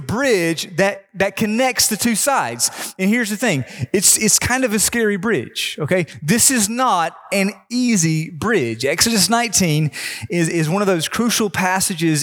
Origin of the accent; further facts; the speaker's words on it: North Carolina, United States; growing up in North Carolina, my family every year would go to this small beach